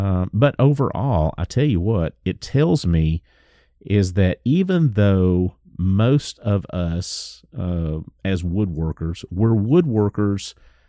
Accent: the South, United States; It's tough being a Southerner, brother.

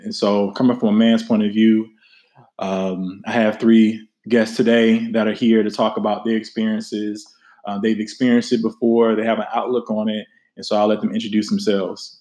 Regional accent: the South, United States; I am from the South

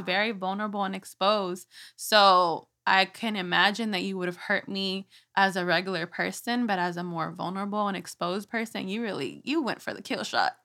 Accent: Houston, Texas, United States; I was born and raised here in Houston

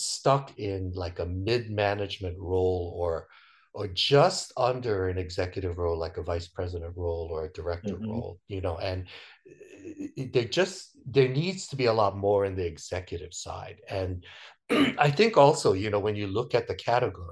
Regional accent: United States; I have five generations in my family, you know, where you're basically born and raised in America, so you speak English

